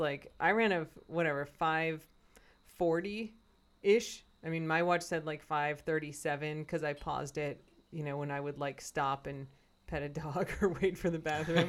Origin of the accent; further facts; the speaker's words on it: Chicago, Illinois, United States; moved away; my hometown